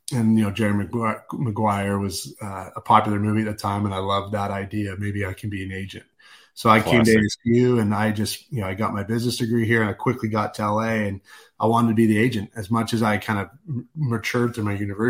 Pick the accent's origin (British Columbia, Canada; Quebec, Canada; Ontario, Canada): British Columbia, Canada; Vancouver; moved away; I'm a Canuck, so I grew up in Vancouver, Canada